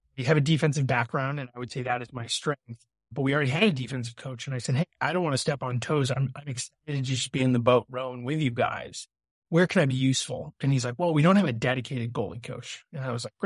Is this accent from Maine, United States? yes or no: yes; Brunswick, Maine, United States; moved away; So I grew up in Brunswick, a local. I lived 10 minutes from Bowdoin.